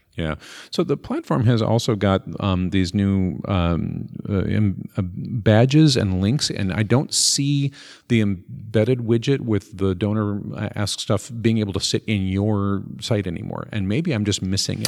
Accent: Minnesota, United States; I'm from Minnesota

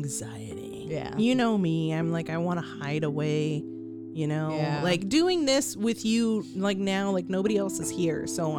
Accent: Austin, Texas, United States; we were born here.

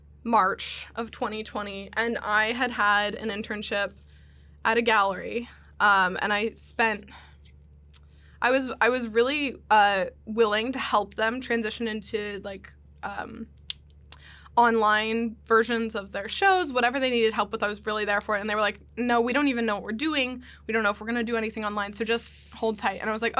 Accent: Hershey, Pennsylvania, United States; Hershey, Pennsylvania.

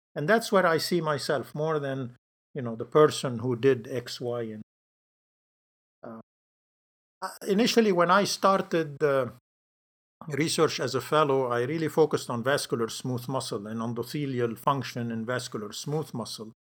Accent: Lebanon; moved away as an adult; I grew up in Lebanon, and so I went to medical school there.

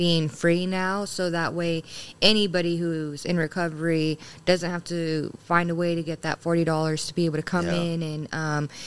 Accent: California, United States; also born or lived in Texas; now in Paducah, United States; I'm originally from California. I lived in Texas for about 6 years before coming here.

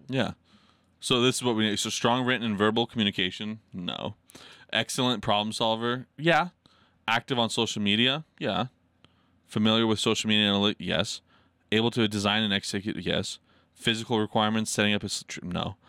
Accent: Idaho, United States; I'm from Idaho

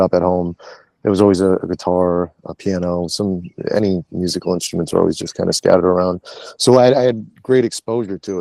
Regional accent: Warren, Rhode Island, United States; I'm born and raised in Warren, Rhode Island

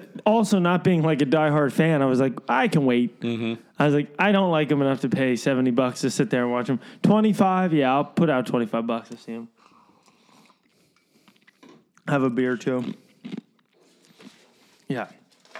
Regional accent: Lehigh Valley, Pennsylvania, United States; Growing up in the Lehigh Valley

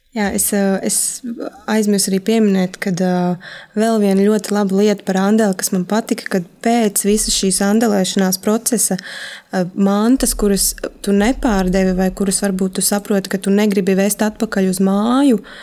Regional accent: Valmiera, Vidzeme, Latvia; now in Riga, Latvia; es pat neesmu no Rīgas, esmu no Valmieras, un nedēļas nogalēs es braucu uz Valmieru

